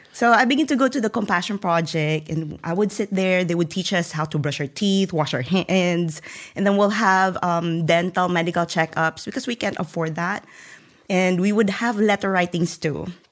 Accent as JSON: {"language": "English", "region": "central Philippines", "country": "Philippines", "tie": "born or raised there", "moved": "as an adult", "said": "I was born and raised in a very poor family, um, in the middle part of the Philippines"}